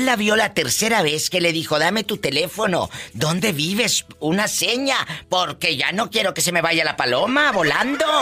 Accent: northern Mexico, Mexico; Soy norteña

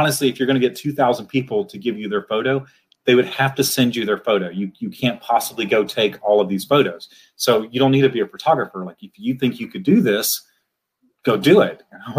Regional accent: Huntsville, Alabama, United States; So the way we talk, when I say I'm from Alabama, everyone says that. But there's a huge difference if you're from Huntsville.

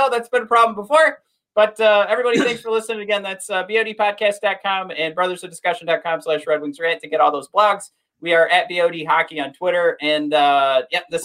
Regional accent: Dearborn, Michigan, United States; I grew up in Dearborn

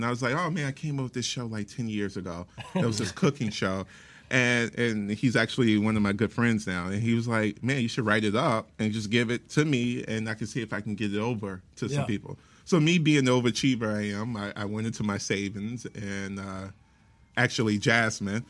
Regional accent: Chicago, Illinois, United States; moved away; I'm originally from Chicago

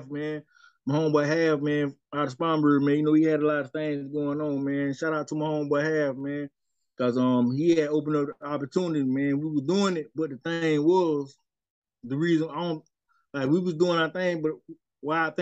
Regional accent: Spartanburg, South Carolina, United States; also born or lived in North Charleston, South Carolina / Columbia, South Carolina; I represent Sparkle City, man. I'm coming straight up out of Sparkle City, man. South Carolina

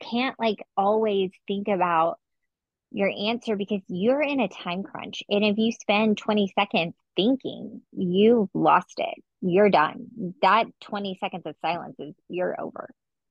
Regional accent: Texas, United States; also born or lived in Oklahoma; I'm from Oklahoma and I grew up in Texas

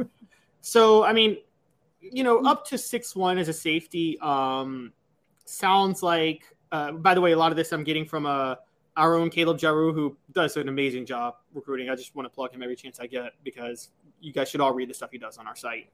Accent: Memphis, Tennessee, United States; born or raised there

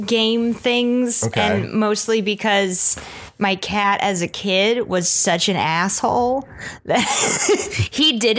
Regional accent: Dallas, Texas, United States; also born or lived in Austin, Texas; I'm originally from Dallas.

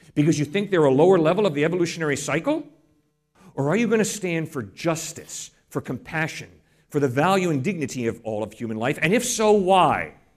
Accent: New England, United States; I grew up in New England. I didn't grow up in Texas.

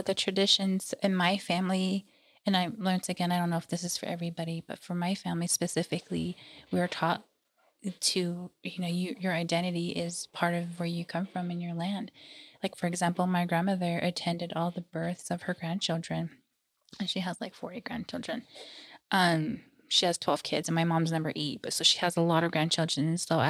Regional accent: United States; And that's something I do, even though I'm Native American.

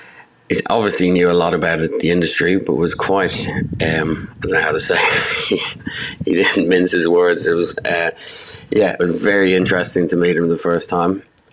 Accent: Dublin, Leinster, Ireland; I grew up in Dublin.

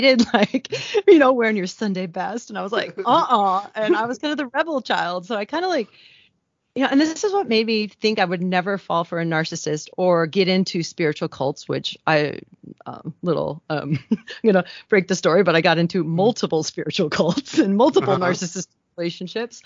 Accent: Midwest, United States; moved away as an adult; also born or lived in Kenya; I grew up in the Midwest

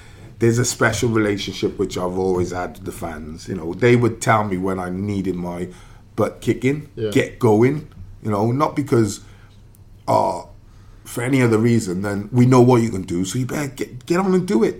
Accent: Wales, United Kingdom; Number one, we're Welsh. Right? Two, we come with a reputation. Cardiff.

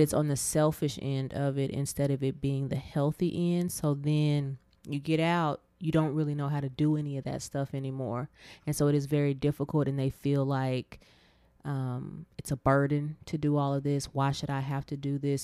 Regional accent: Abilene, Texas, United States; my hometown of Abilene

